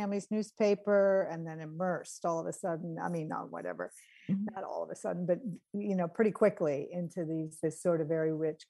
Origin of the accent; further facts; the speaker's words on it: New England, United States; moved away as an adult; also born or lived in Los Angeles; I'm from New England